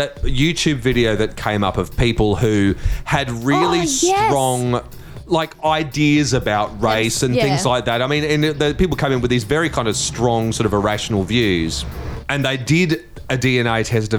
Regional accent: Brisbane, Queensland, Australia; So, my family is all English. I am a completely English person, except for the fact that I was born in Queensland, in Brisbane.

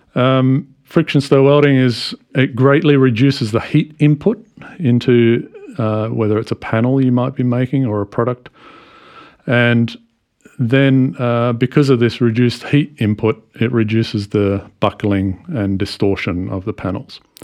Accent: Australia; moved away as an adult; also born or lived in United States; I come from Australia where I started working in a shipyard way back in 1994

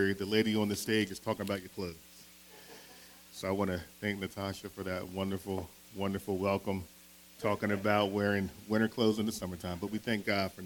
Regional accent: Philadelphia, Pennsylvania, United States; I'm from Philadelphia. Born and raised, right? And so growing up in Philadelphia

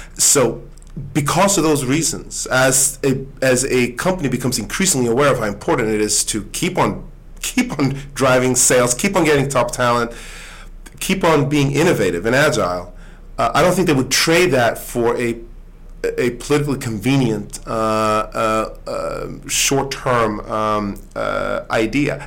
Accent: Sweden; now in United States; I, I grew up in in Sweden

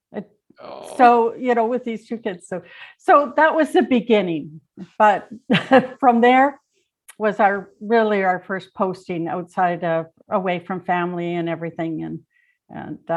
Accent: Manitoba, Canada; moved away as an adult; I grew up in Manitoba. My dad was a conservation officer. We moved about every 3 years, but to small communities within the province.

